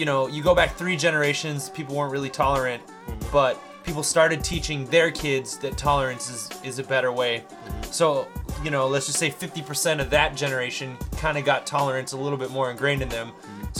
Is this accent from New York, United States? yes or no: no; Utah, United States; I'm from Utah